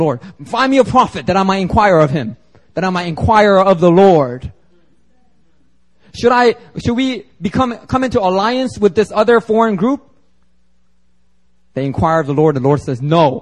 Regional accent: Philadelphia, Pennsylvania, United States; born or raised there; accent: Ebonics accent; now in Seoul, South Korea

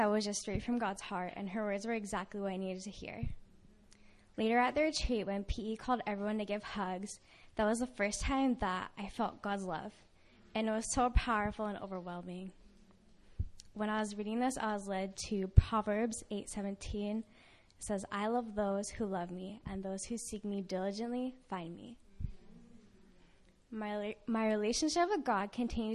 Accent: California, United States; I'm from California

